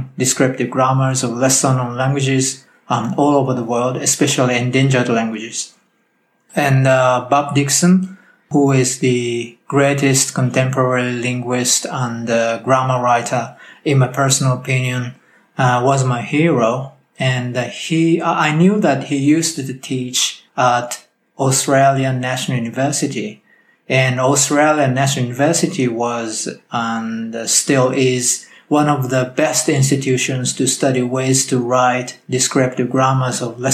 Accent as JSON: {"language": "English", "region": "Okinawa", "country": "Japan", "tie": "born or raised there", "first_language": "Japanese", "second_language": "English", "said": "I grew up in Okinawa, not Miyako"}